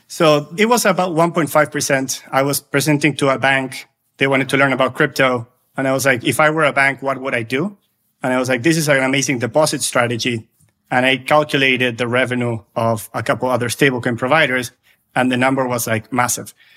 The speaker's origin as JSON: {"language": "English", "country": "Argentina", "tie": "born or raised there", "said": "I'm originally from Argentina, lived through high inflation for a long time"}